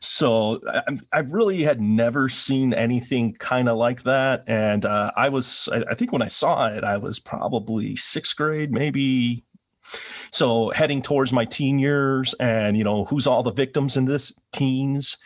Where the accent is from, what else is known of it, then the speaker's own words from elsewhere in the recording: Milwaukee, Wisconsin, United States; I'm from Milwaukee